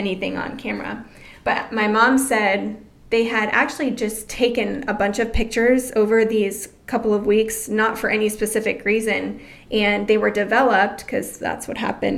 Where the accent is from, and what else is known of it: Florida, United States; born or raised there; also born or lived in Colorado Springs, Colorado